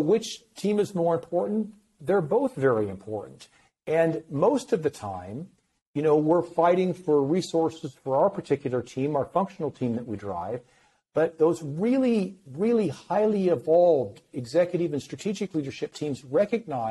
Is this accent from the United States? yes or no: yes; Iowa, United States; I grew up in Iowa, the Midwest